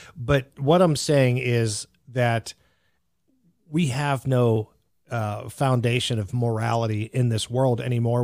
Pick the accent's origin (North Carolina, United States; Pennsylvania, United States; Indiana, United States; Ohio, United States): Pennsylvania, United States; Greensburg; there was a Hempfield High School not far from where I grew up in Pennsylvania